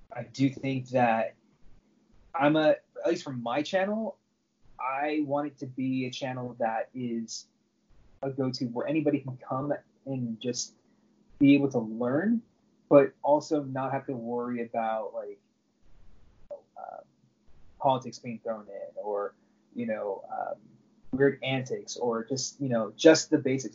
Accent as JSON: {"language": "English", "region": "Southern California", "country": "United States", "tie": "born or raised there", "said": "I grew up in Southern California my entire life, and I currently live in Orange County"}